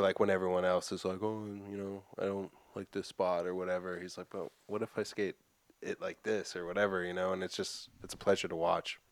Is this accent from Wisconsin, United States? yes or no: no; Framingham, Massachusetts, United States; I grew up in Framingham with fucking nothing